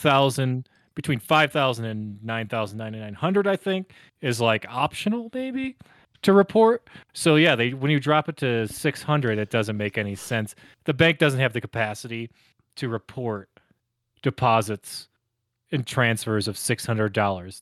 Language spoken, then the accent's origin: English; Northeast, United States; now in Colorado, United States; growing up in Northeast